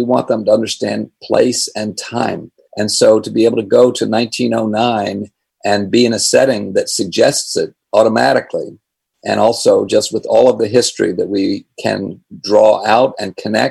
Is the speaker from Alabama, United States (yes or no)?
no; Vermont, United States; of course, I come from Vermont, where also weather is intense.